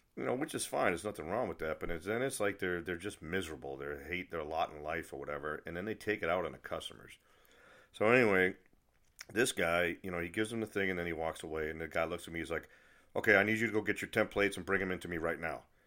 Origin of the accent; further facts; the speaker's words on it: New England, United States; I'm from New England, and one thing about people from New England, we're not happy unless we have something to complain about